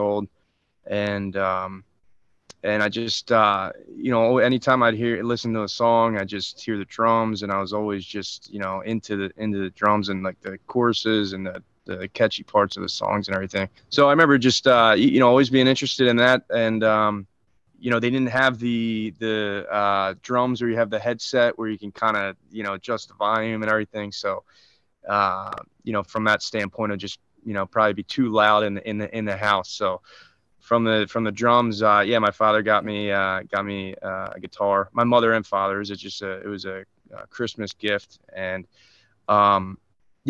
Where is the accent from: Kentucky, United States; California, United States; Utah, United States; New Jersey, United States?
New Jersey, United States; Wildwood; here in my hometown, I'm actually playing in Wildwood tonight.